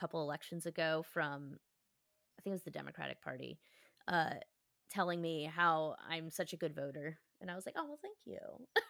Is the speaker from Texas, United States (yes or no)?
no; Chicago, Illinois, United States; born there; I was born in Chicago. Like, the schools would be closed in honor of him every year and stuff.